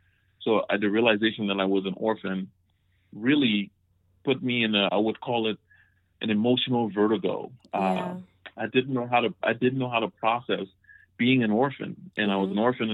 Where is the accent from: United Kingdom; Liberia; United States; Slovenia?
Liberia; Monrovia, Montserrado; moved away; I grew up in Monrovia, Liberia, one of the most wonderful places in the world.